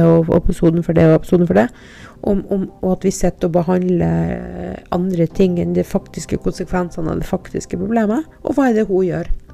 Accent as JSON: {"language": "Norwegian", "town": "Andøy", "region": "Nordland", "country": "Norway", "tie": "born or raised there", "moved": "yes", "said": "jeg er fra Andøya"}